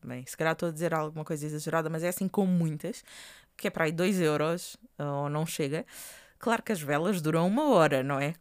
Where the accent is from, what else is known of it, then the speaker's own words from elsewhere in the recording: Portugal; estou a falar enquanto portugueses